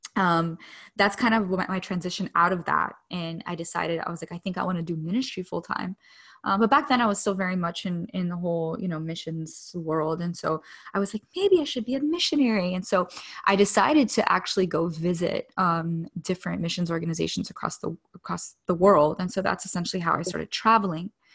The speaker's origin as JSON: {"language": "English", "town": "Miami", "region": "Florida", "country": "United States", "tie": "born or raised there", "moved": "yes", "said": "I grew up in Miami"}